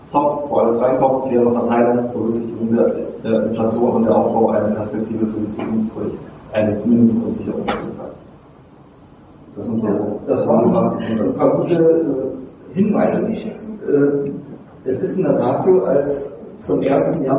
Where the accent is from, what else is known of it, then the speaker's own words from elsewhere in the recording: Germany; begreifen wir uns doch in erster Linie nicht nur als Deutsche, sondern auch als Europäer.